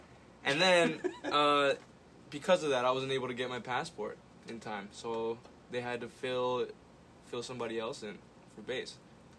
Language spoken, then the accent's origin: English; Wisconsin, United States; now in Chicago, United States; Since I'm from Wisconsin